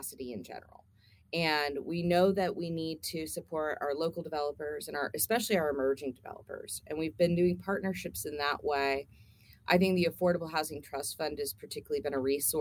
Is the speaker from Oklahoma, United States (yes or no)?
yes; Tulsa, Oklahoma, United States; moved away as an adult; I grew up in Tulsa, so I am a Tulsa native, but I'm also what we call one of the boomerang kids. We left when we were 18